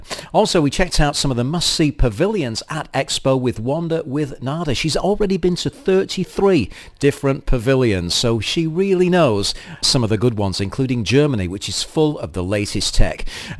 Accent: Manchester, North West England, United Kingdom; now in Dubai, United Arab Emirates; I'm from Manchester in the UK.

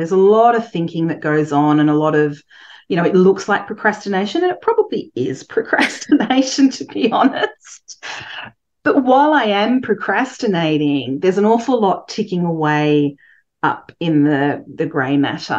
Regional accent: Coffs Harbour, New South Wales, Australia; moved away as an adult; also born or lived in London; I grew up in Coffs Harbour, which is a small town.

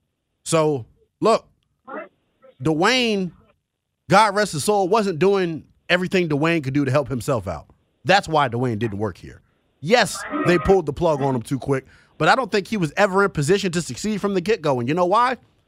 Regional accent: Gaithersburg, Maryland, United States; Man, look, I'm from Gaithersburg, man. I know what Montgomery County is, man.

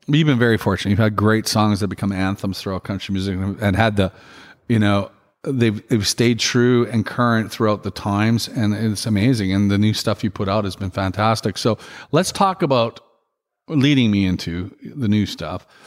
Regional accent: Regina, Saskatchewan, Canada; in Regina, which is my hometown.

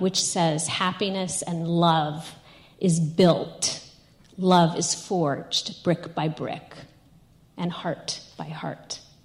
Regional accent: New York, United States; I'm from New York

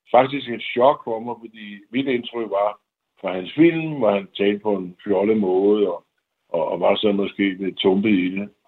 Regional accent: Denmark; moved away as an adult; also born or lived in Hollywood; som dansker

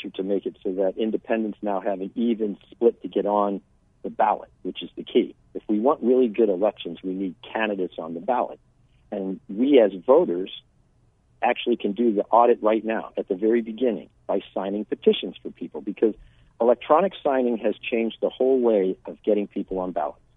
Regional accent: San Diego, California, United States; born there; now in Arizona, United States; Quickly, I was born in San Diego. My father was a Navy fighter pilot traveled around. Uh, I ended up in Arizona in '82 with the with the military.

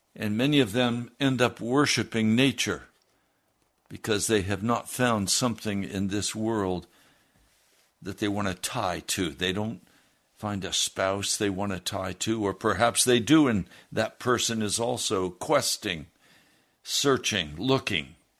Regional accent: United States; as Americans

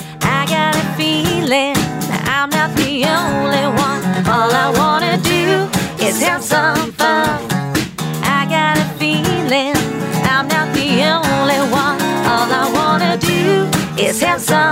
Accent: Stockport, North West England, United Kingdom; moved away as an adult; now in Dubai, United Arab Emirates; I'm from Stockport, Gatley.

